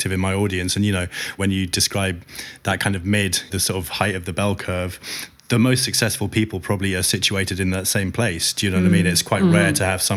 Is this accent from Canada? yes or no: no; United Kingdom; I'm so attached to being British.